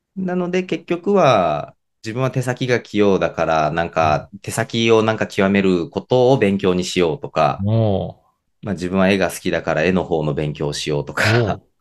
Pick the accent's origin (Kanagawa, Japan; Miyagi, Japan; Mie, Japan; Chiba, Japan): Mie, Japan; Kumano; 出身が三重県の熊野市というところで、あの、小学校、中学校ずっと学年一人の田舎だったんですね。